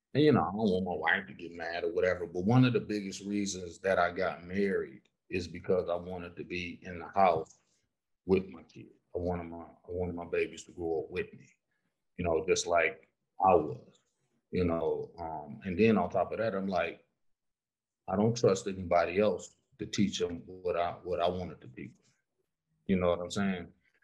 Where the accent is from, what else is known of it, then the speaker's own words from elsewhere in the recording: Southfield, Michigan, United States; moved away; also born or lived in Detroit, Michigan; I'm from Southfield though. I'm outside the city.